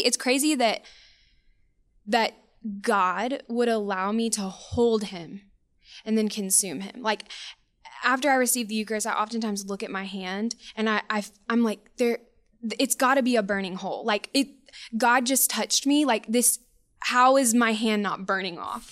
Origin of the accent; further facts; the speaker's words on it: Spanish Fort, Alabama, United States; also born or lived in Auburn, Alabama / Kentucky / Fairhope, Alabama; I'm from Spanish Fort, born and raised